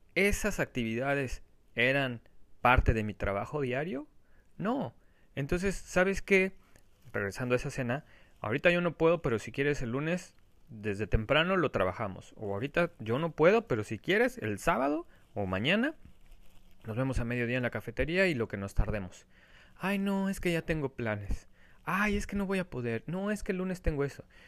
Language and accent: Spanish; Mexico; como mexicanos, o muchas veces por esa cultura que nosotros tenemos